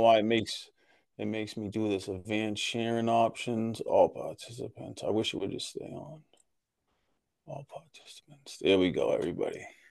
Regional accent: Boston, Massachusetts, United States; I was born in South Boston, Massachusetts, in the old Colony Projects

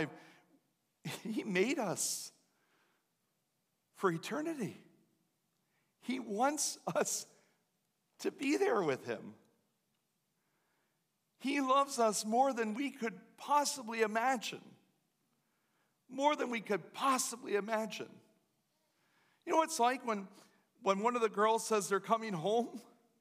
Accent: Lancaster County area, Pennsylvania, United States; moved away as an adult; also born or lived in Baltimore; where I'm from

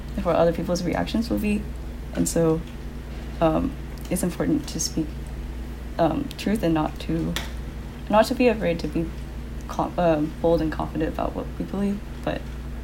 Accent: Southern California, United States; moved away as an adult; also born or lived in Washington; now in Los Angeles, United States; I grew up in Southern California, but not, like, in the city at all.

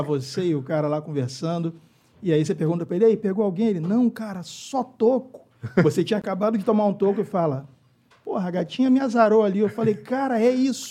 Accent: Rio de Janeiro, Brazil; Eu sou do Rio de Janeiro

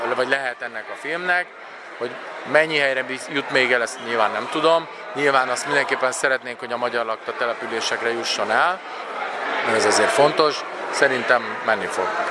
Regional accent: Hungary; magyar vagyok

